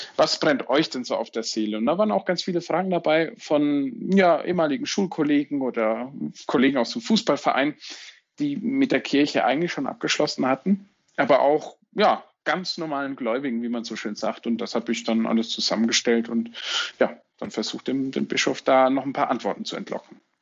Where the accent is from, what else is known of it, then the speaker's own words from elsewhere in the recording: Franconia, Bavaria, Germany; ich bin Bistum Würzburg, gebürtiger Franke